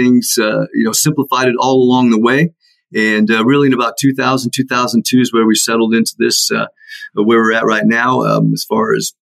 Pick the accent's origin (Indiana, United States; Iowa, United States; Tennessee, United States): Iowa, United States; Iowa City; moved away; also born or lived in Atlanta; I grew up in Iowa City